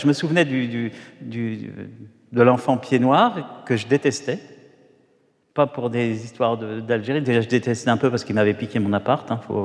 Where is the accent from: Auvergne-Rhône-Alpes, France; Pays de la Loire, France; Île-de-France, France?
Île-de-France, France; Paris; je suis né à Paris, au, Hall